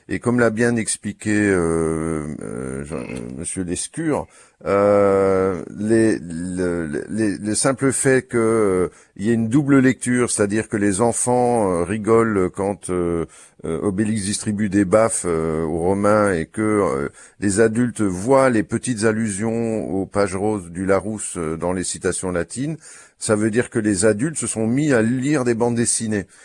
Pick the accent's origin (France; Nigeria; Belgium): Belgium; Brussels, Brussels-Capital Region; je suis belge et donc il se fait que la voisine de l'appartement d'en haut de chez nous, euh, à Bruxelles